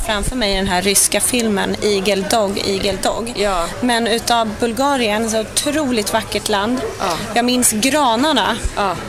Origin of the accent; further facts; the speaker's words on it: Sweden; som svensk